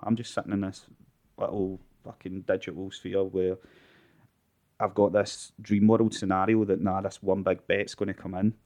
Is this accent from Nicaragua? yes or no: no; Glasgow, Scotland, United Kingdom; I'm from Balnok slash Bingburn in North